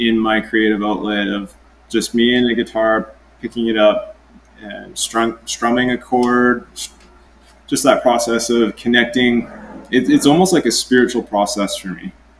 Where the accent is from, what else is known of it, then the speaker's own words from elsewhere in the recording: White Rock, British Columbia, Canada; I grew up on Simeon First Nation Reserve in South Surrey, White Rock, BC, Canada